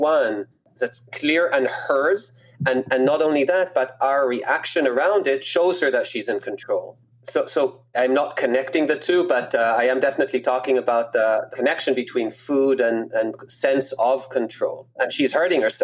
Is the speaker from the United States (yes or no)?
no; Israel; I grew up in Israel